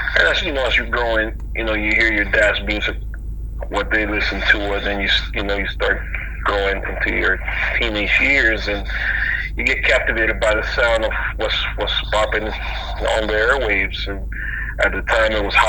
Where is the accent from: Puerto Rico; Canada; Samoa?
Puerto Rico; Mayagüez; moved away; also born or lived in Florida; I was, you know, born and raised in Puerto Rico